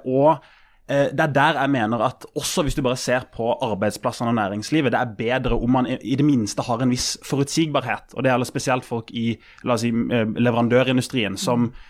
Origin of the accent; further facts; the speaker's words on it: Kristiansand, Agder, Norway; Jeg er fra Kristiansand